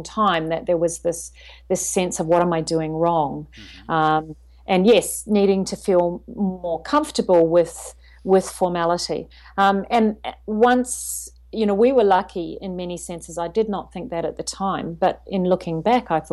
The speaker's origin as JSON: {"language": "English", "country": "New Zealand", "also_born_or_lived": "China", "moved": "yes", "lives_now": "Sydney, Australia", "said": "I'm originally from New Zealand, so I'm a Kiwi, I would say, at heart."}